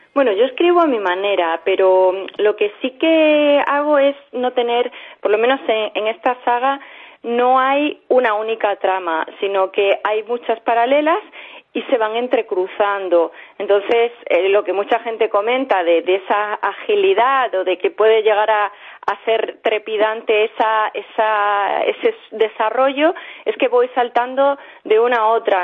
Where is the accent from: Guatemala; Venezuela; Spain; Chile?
Spain; Villanueva de la Serena, Extremadura; moved away as an adult; also born or lived in Seville / Mérida; now in Madrid, Spain; Nací en Sevilla, pero me he criado en Villanueva la Serena